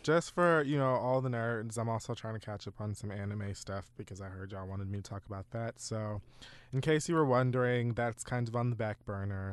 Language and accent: English; Dade County, Florida, United States; my life as a bird from Dade County